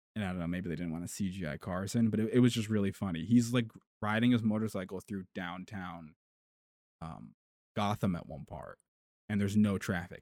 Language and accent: English; United States; We're we're American